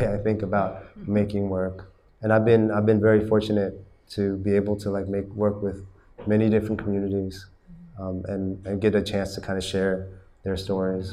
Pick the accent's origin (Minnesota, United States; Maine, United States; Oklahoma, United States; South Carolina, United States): Oklahoma, United States; moved away as an adult; also born or lived in Texas / California; now in Vietnam; I grew up in Oklahoma and Texas